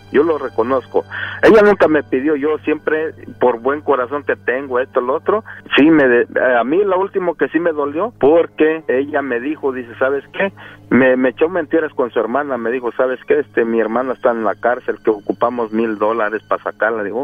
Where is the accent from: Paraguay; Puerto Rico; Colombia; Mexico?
Mexico; Guerrero; De Guerrero.